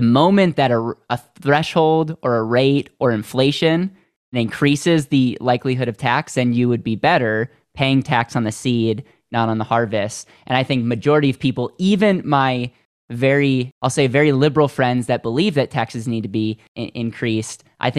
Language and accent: English; Wisconsin, United States; I am from Wisconsin. Yeah.